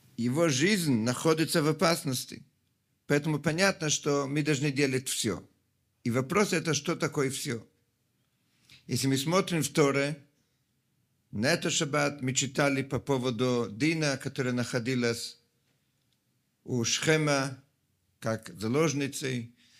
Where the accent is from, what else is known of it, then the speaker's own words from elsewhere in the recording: Italy; Russian is a second language; moved away; Я сам, как много из вас знают, родом из Италии